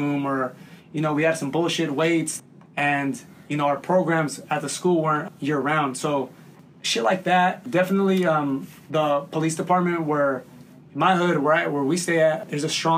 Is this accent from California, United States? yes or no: yes; Inland Empire, California, United States; we're from the Inland Empire area